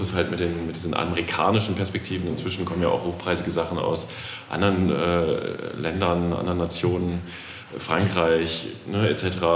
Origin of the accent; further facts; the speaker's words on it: the West, West Germany, Germany; Ich bin ja aus dem Westen